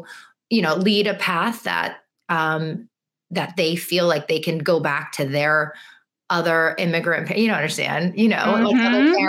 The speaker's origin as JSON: {"language": "English", "country": "United States", "said": "parents only spoke Chinese and we would always speak back in English. And I think that is a very common first generation kid thing to do because I wanted to be American, you know? Yeah. And I was American"}